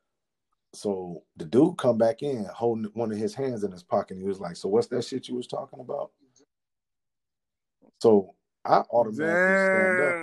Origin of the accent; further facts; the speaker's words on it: United States; Kenosha, which is very close to my hometown